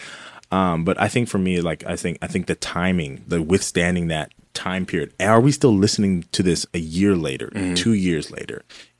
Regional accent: California, United States; I'm from California.

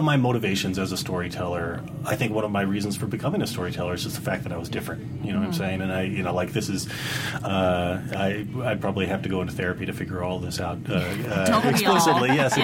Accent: Dallas, Texas, United States; I grew up in Dallas, Texas, you know, and I had a very sort of kind of classic outdoor American childhood

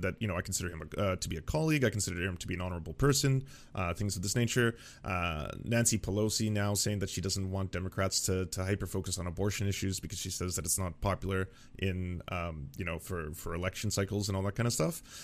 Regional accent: Canada; as a Canadian

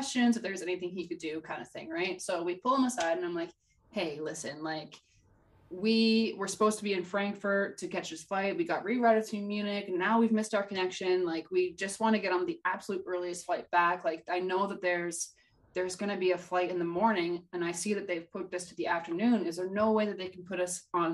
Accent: Canada; As a Canadian

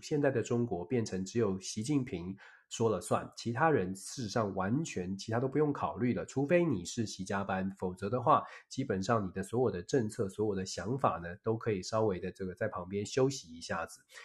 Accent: Taiwan; 我们台湾人自己

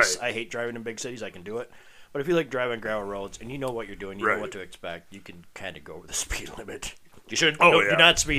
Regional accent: Stockholm, United States; when I was growing up in Stockholm on the dairy farm

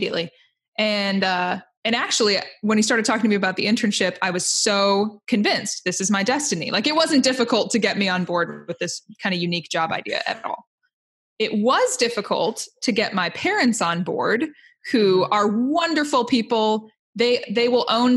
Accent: Indiana, United States; I'm from Indiana

